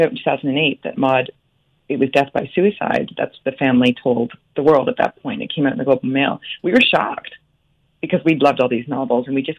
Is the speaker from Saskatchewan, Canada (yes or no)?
no; Owen Sound, Ontario, Canada; growing up in Owen Sound